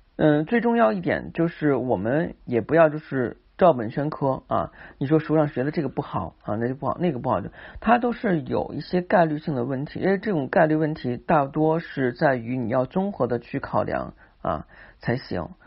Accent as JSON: {"language": "Chinese", "country": "China", "said": "我们中国人是讲气卖气场的"}